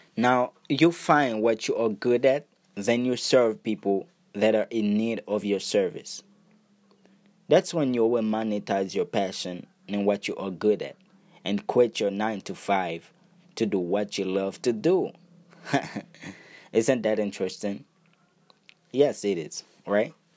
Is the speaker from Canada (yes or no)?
no; Haiti; English is a second language; I was born and raised in Haiti.